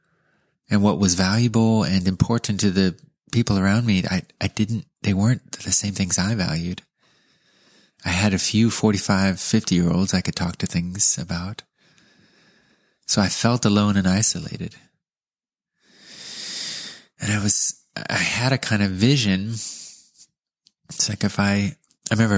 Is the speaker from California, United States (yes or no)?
yes; California, United States; we grew up in California too